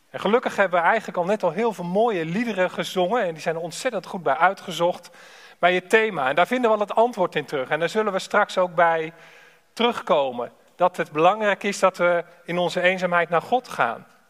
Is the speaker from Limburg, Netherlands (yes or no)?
no; Alphen aan den Rijn, South Holland, Netherlands; Ik ben afkomstig uit Al van der Rijn